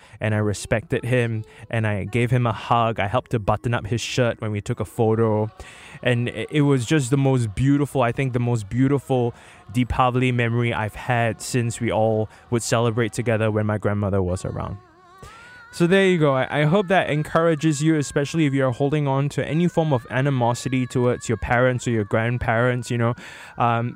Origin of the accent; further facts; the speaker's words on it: Singapore; my roots is all the way in Jurong West, where I grew up in my grandmother's house